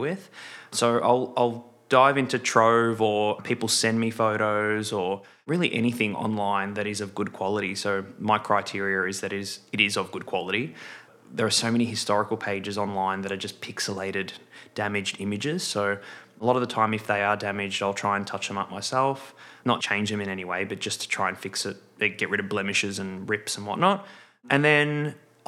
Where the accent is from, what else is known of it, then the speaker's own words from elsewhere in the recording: Melbourne, Victoria, Australia; born and raised in Melbourne. So this is my home.